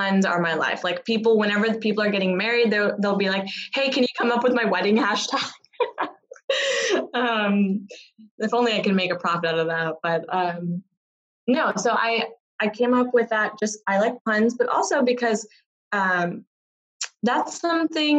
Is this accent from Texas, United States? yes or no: yes; Texas, United States; also born or lived in South India / London; I was born in South India, moved to the U.S. as a kid, brought up in Texas